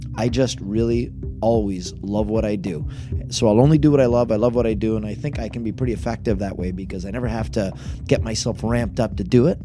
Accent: Niagara Falls, Ontario, Canada; born and raised right here in Niagara Falls

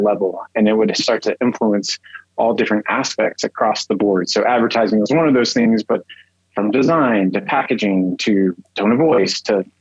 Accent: Texas, United States; I grew up in Texas

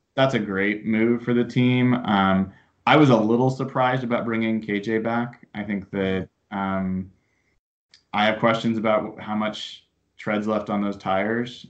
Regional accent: Portland, Oregon, United States; I grew up down in Portland

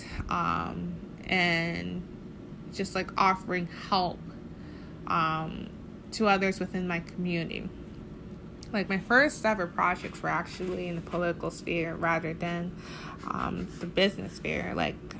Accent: Tallahassee, Florida, United States; I'm from Tallahassee, Florida

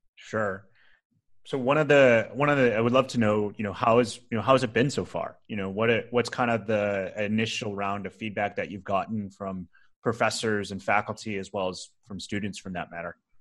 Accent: Rochester, New York, United States; I grew up in Rochester, New York

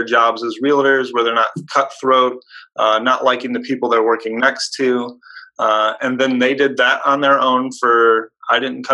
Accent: Hobart, Indiana, United States; born or raised there

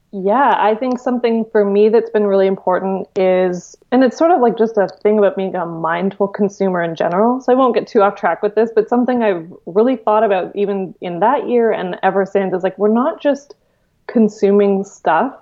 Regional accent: Victoria, British Columbia, Canada; Victoria, which is my hometown

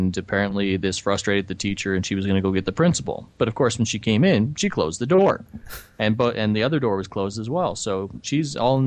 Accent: Canada; I am from Canada

